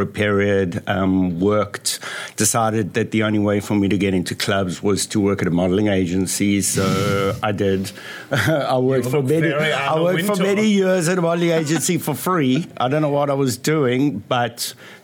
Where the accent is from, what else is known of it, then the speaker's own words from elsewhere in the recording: South Africa; moved away as an adult; now in Los Angeles, United States; I moved from South Africa about 32 years ago. Mm. I came to study here at UCLA.